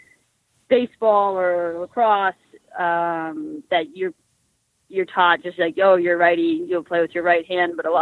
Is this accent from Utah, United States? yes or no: no; Cape Cod, Massachusetts, United States; now in Boston, United States; I grew up in Cape Cod, so, you know, I was on the Cape Cod hockey team